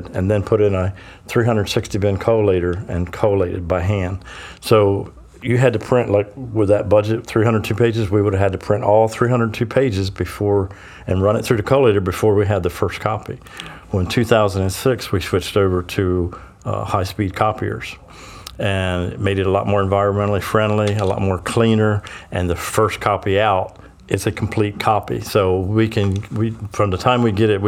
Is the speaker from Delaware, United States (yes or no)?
yes; Sussex County, Delaware, United States; I'm born and raised in Sussex County